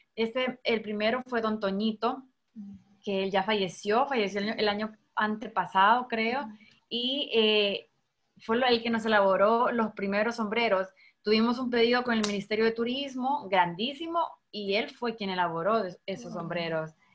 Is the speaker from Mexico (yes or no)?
no; El Salvador